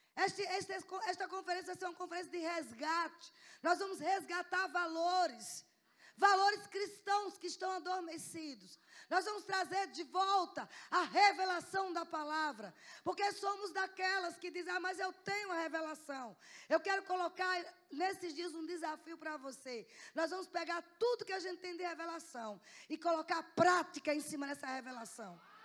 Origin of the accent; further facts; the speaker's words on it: Sergipe, Brazil; moved away as an adult; now in Salvador, Brazil; Na verdade, eu sou sergipana, mas eu moro há 15 anos em Salvador